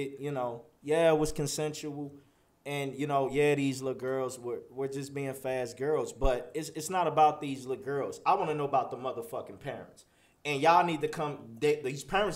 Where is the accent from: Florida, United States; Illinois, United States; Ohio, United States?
Illinois, United States; Chicago; I'm from Chicago